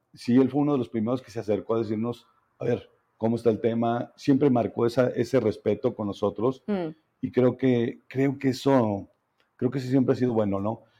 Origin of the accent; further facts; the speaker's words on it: Zacatecas, Mexico; realmente quiero mucho mi tierra y estoy, y estoy librando una batalla, una batalla aquí en Zacatecas